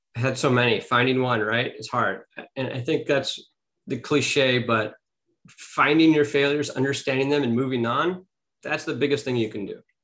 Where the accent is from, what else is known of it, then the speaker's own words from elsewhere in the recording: Beverly Hills, California, United States; I grew up in Beverly Hills, California